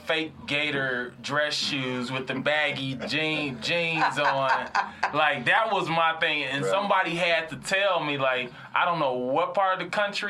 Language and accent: English; St. Louis, Missouri, United States; now in Los Angeles, United States; I'm from St. Louis